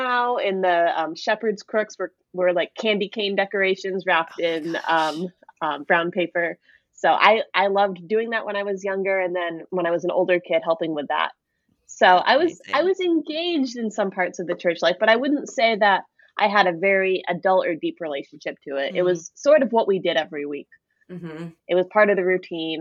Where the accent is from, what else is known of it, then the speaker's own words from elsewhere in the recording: Vermont, United States; moved away as an adult; I grew up Catholic in Vermont. I'm from Vermont, from a small town.